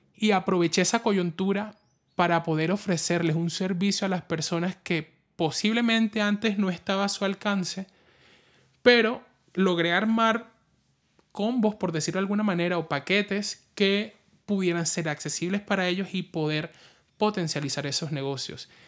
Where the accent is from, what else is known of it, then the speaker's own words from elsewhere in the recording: La Guajira, Colombia; also born or lived in Barranquilla; yo soy de La Guajira, viví en Barranquilla